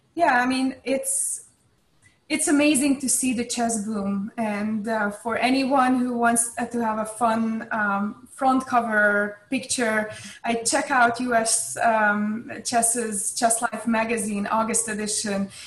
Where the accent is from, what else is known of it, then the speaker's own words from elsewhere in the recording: Hungary; I grew up in Hungary